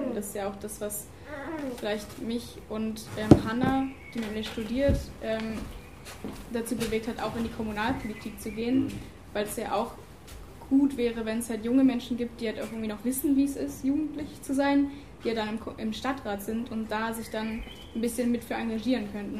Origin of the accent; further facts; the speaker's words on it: Brandenburg, Germany; now in Lüneburg, Germany; ich bin in Brandenburg aufgewachsen